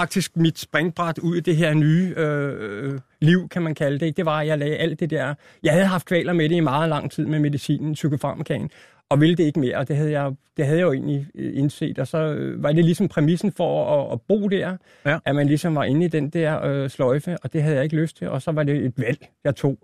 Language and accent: Danish; Albertslund, Capital Region of Denmark, Denmark; also born or lived in Roskilde; now in Hundige, Denmark; Født i Roskilde, et eller andet. Ikke? Men hele min barndom, det er Vestegn